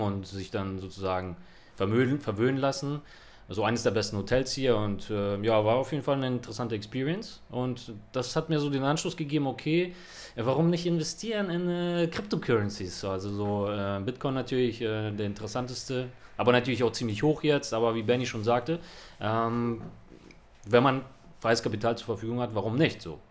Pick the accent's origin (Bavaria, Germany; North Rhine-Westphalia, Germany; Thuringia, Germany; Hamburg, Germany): Hamburg, Germany; now in Barcelona, Spain; bei uns in Hamburg